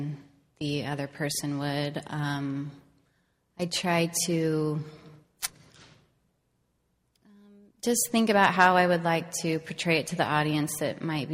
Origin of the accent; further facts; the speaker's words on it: Salt Lake City, Utah, United States; I grew up in Salt Lake City, I'm a really big outdoors person